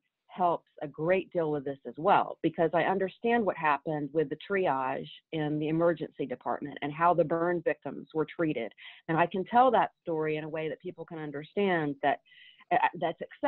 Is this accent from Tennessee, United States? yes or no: yes; Waverly, Tennessee, United States; I grew up in Waverly, Tennessee